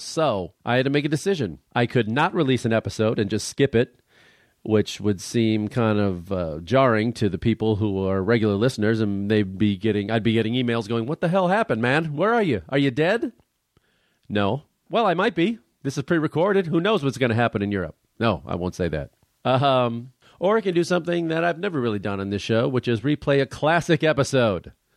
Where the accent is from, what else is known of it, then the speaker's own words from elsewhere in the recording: Chicago, Illinois, United States; we're both from Chicago, or the Chicago area